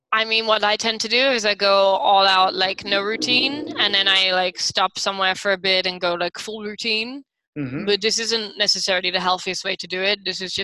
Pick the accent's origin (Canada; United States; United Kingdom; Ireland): United Kingdom; London; now in Taipei, Taiwan; I'm from a huge city, like I'm from London